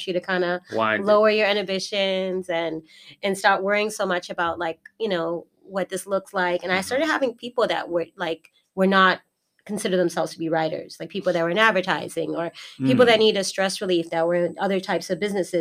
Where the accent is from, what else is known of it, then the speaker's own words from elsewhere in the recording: Boston, Massachusetts, United States; moved away as an adult; also born or lived in Baltimore, Maryland; I was born in Massachusetts, Boston, Massachusetts